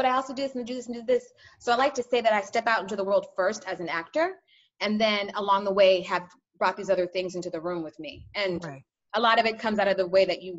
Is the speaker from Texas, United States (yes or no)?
yes; Sugar Land, Texas, United States; also born or lived in New York; now in Los Angeles, United States; I'm from Sugar Land, which is right outside of Houston